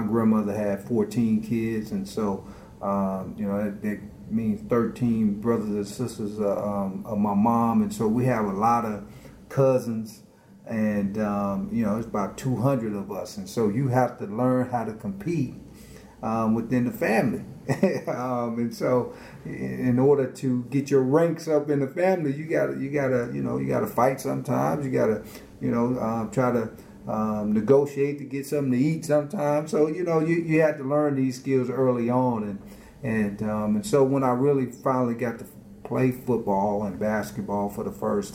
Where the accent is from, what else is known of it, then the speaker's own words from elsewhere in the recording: Lawton, Oklahoma, United States; moved away as an adult; also born or lived in Cleveland, Ohio / Nebraska; I was born in Cleveland, and so at 8 months old, my mom is from Oklahoma, and so we moved back home to Oklahoma